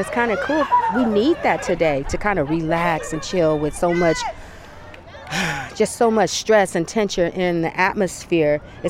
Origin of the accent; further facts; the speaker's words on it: Flint, Michigan, United States; now in Bay Area, United States; I'm an African American. I grew up on gospel. I grew up on R&B. I'm from Flint.